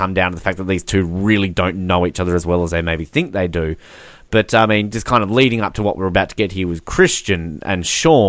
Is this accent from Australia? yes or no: yes; Australia; proud Australian